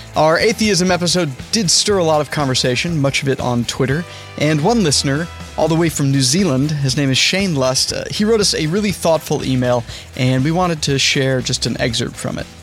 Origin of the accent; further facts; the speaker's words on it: Denver, Colorado, United States; I grew up in Denver